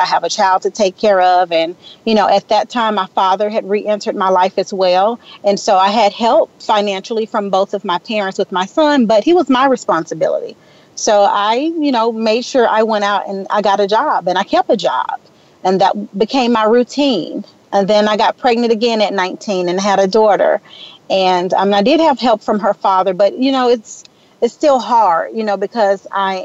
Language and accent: English; Memphis, Tennessee, United States; now in Atlanta, United States; I was born and raised in Memphis, Tennessee